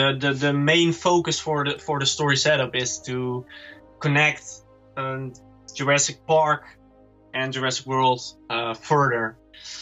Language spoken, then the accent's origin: English; Netherlands; We're from the Netherlands